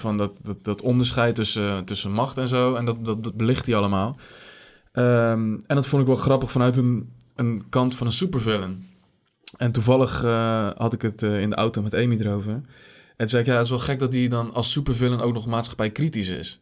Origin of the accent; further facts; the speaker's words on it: Netherlands; wij als, eh, als Nederlanders